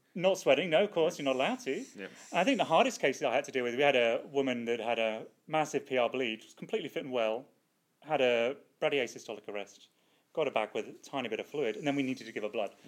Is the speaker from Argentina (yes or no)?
no; United Kingdom; now in Australia; as a Brit abroad